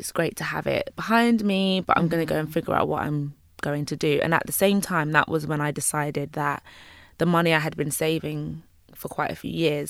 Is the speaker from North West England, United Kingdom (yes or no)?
no; London, United Kingdom; Well, I'm a Caribbean girl. {S0} Mm-hmm. {S1} I'm from London, but I'm from Jamaica.